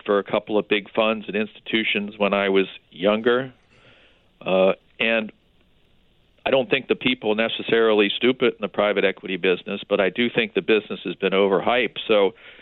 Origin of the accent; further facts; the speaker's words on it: Baltimore, Maryland, United States; I grew up in Baltimore